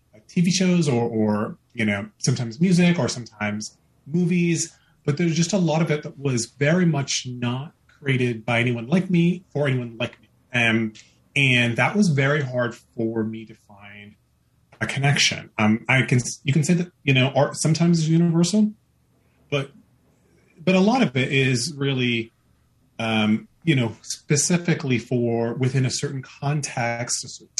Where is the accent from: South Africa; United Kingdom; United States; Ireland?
United States; I was born and brought up in America. So I am American by birth, Indian by ethnic heritage